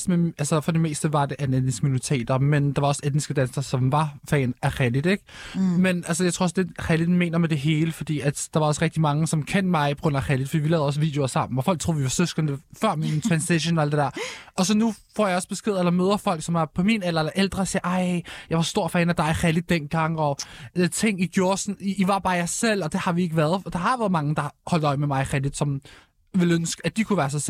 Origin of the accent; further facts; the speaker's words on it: Morocco; vi er stolt marokkanere, vi er stolt muslimer. Altså, vores venner, det er minoritet etniske personer